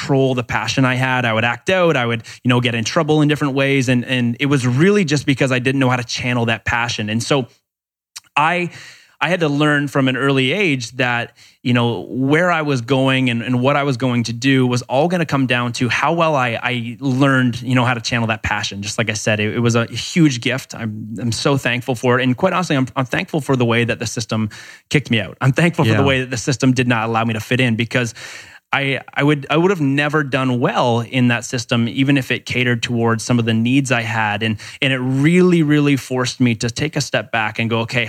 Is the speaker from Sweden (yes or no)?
no; Canada; I'm from Canada